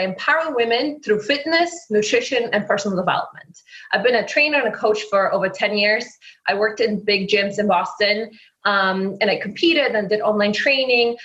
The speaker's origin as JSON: {"language": "English", "country": "Poland", "accent": "Polish", "second_language": "English", "said": "I'm Polish, so therefore my accent"}